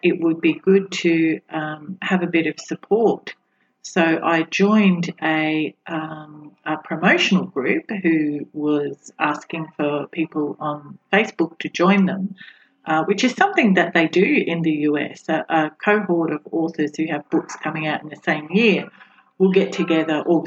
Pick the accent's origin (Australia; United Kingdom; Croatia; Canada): Australia; I am an Australian author